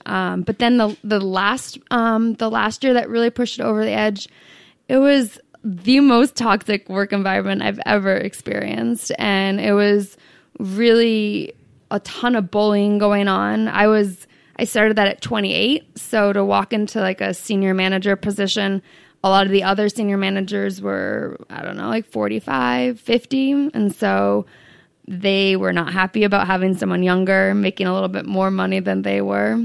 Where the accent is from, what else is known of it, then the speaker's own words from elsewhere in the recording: New Hampshire, United States; moved away as an adult; also born or lived in Arizona / San Diego; I grew up in New Hampshire.